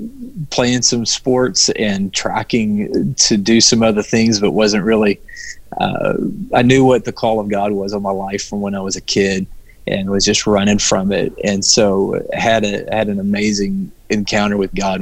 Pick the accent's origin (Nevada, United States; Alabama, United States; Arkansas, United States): Arkansas, United States; moved away as an adult; also born or lived in Mississippi / Michigan; now in Florida, United States; born and raised in Arkansas.